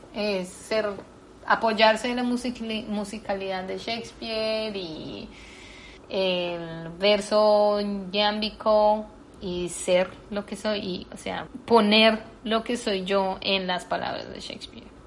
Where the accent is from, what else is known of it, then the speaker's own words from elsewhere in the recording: Colombia; moved away; yo soy latina, que soy colombiana